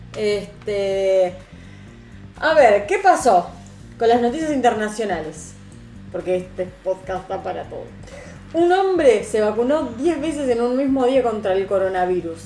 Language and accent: Spanish; Rosario, Santa Fe, Argentina; era Galve, de acá de Rosario